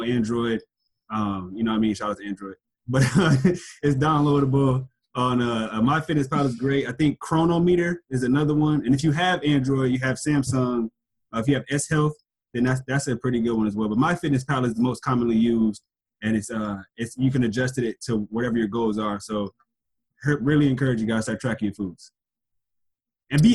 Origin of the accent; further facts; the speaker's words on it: Milwaukee, Wisconsin, United States; moved away; my hometown, Milwaukee, Wisconsin